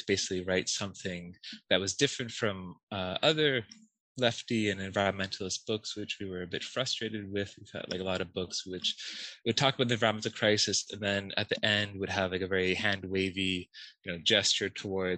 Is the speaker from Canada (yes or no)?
yes; Canada; moved away as an adult; also born or lived in United Kingdom / United States; now in Florence, Italy; I'm Canadian, and I've studied abroad. I've studied in the UK and the US, and currently I work as a postdoc at the European University Institute, which is in Florence.